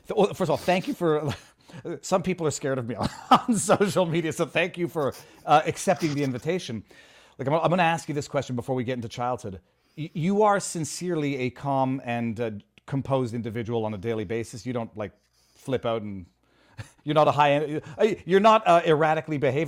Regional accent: Canada; moved away

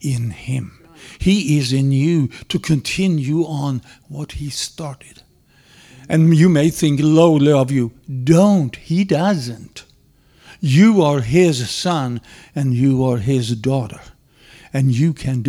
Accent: Sweden; moved away; I'm not an Okie. Yes, I'm from Sweden. Yes, from Sweden

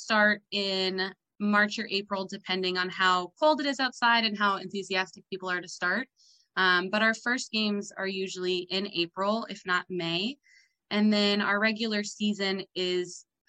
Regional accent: Ireland; accent: Irish; moved away as an adult; now in Washington, DC, United States; you can tell from my accent, I'm Irish. I grew up in Ireland. I just moved to DC this year

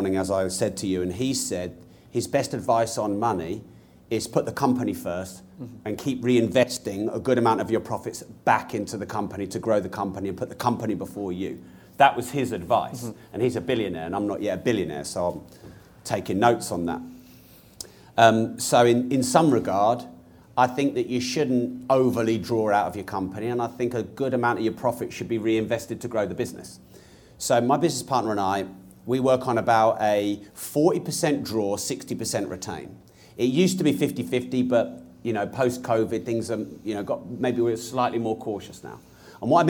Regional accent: Peterborough, East of England, United Kingdom; I'm from Peterborough.

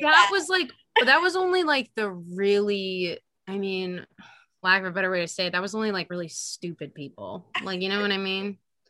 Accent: Houston, Texas, United States; moved away; also born or lived in Connecticut; oh, I'm from Texas

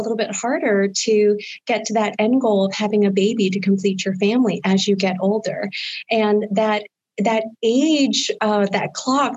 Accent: Harrisburg, Pennsylvania, United States; also born or lived in Boston / Philadelphia / Washington, D.C.; I am a native to Central Pennsylvania. I grew up in the Harrisburg area

